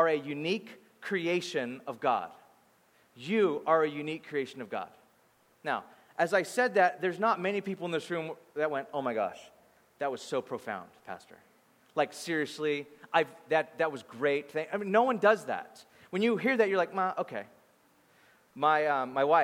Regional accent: Bakersfield, California, United States; moved away; I grew up in Bakersfield, California. So I grew up there and I thought life was like that until I moved

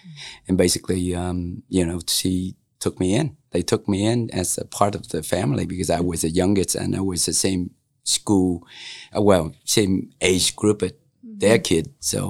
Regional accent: Detroit, Michigan, United States; So, you know, I came from Detroit.

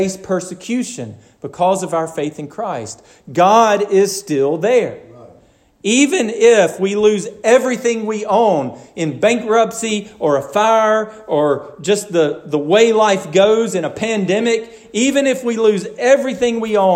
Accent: Garland, Alabama, United States; I grew up hunting in Garland, Alabama, where it's all swamp

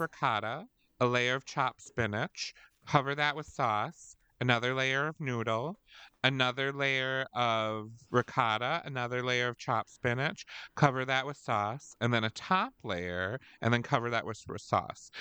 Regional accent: Wisconsin, United States; We're from Wisconsin

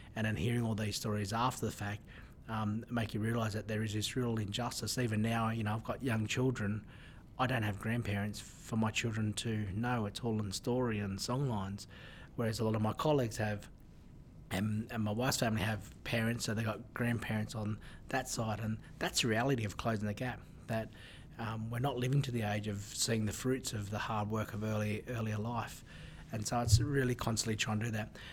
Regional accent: Newcastle, New South Wales, Australia; when I grew up in Newcastle, in my country, we didn't have as uh, uh as big a uh, diverse community

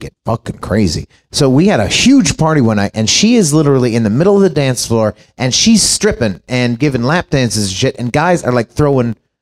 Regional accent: Chicago, Illinois, United States; I'm from Chicago

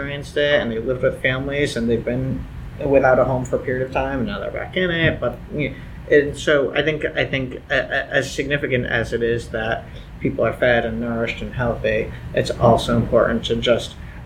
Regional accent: New York, United States; as a New Yorker

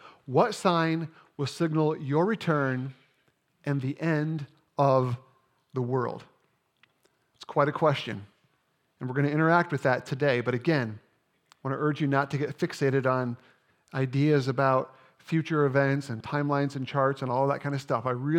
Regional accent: Indiana, United States; I grew up playing basketball in Indiana, and by the time I was in seventh grade, I was ready to join our school's junior high team.

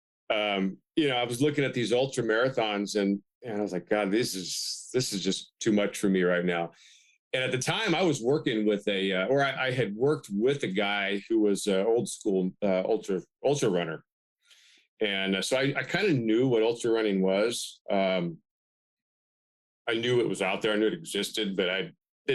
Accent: Bakersfield, California, United States; moved away as an adult; now in Humboldt County, United States; my hometown in Bakersfield, I spent about 8 years coaching high school basketball before I moved up here

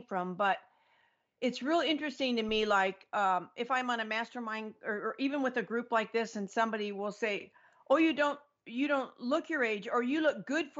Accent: Oregon, United States; also born or lived in Mexico; now in Florida, United States; I'm actually in Florida right now, but I'm from Oregon

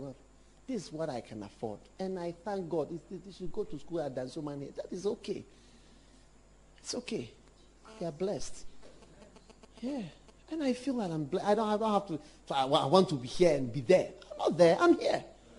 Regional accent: Ghana; When I became aware, I was half caste. Never fully accepted as a Ghanaian in so many circles.

